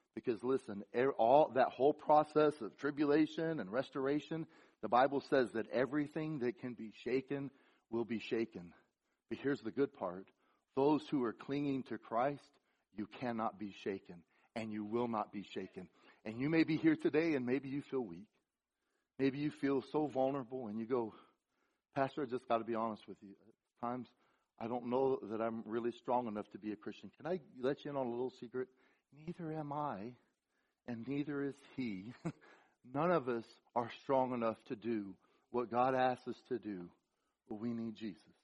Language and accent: English; the South, United States; also born or lived in Florida; I'm from the South